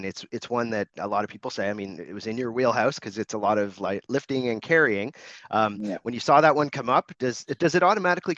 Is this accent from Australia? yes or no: no; Canada; I'm Canadian